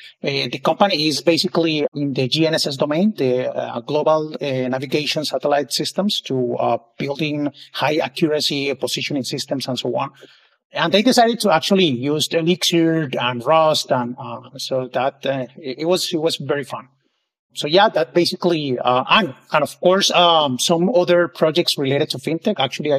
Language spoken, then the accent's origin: English; Colombia; now in Barcelona, Spain; So right now I'm based in Barcelona, Spain. I moved here for work purposes 3 years ago, but I'm originally from Colombia.